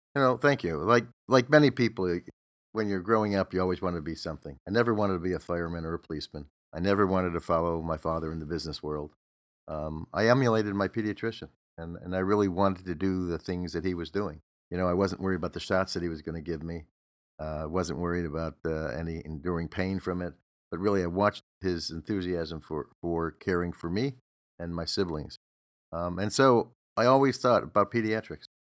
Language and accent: English; Detroit, Michigan, United States; now in Los Angeles, United States; I'm from Detroit, so I still have some affinity to Detroit teams, but that I, been in Los Angeles longer than I was in Detroit